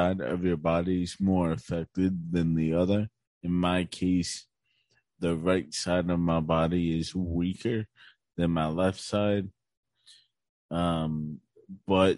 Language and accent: English; Chambersburg, Pennsylvania, United States; also born or lived in Shippensburg, Pennsylvania; I also grew up in Chambersburg, Pennsylvania